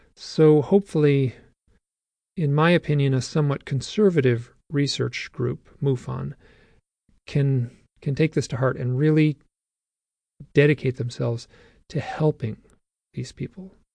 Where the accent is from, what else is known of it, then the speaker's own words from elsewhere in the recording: Michigan, United States; I'm from Michigan too